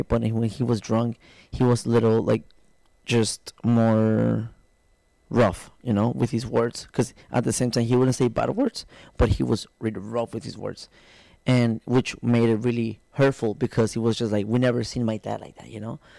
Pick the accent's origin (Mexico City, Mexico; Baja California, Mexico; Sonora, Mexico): Baja California, Mexico; Tijuana; also born or lived in Guadalajara, Jalisco; I'm from Tijuana, Mexico. Um, I was born there, born and raised there.